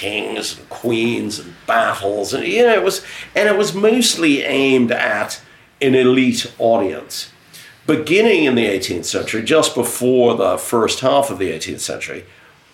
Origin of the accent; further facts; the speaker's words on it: United States; also born or lived in Britain; now in United Kingdom; as an American who came to Britain and settled here and contributed to the country